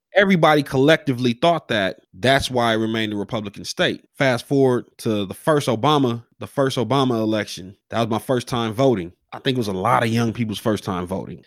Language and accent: English; Los Angeles, California, United States; coming up in South Central, being from the hood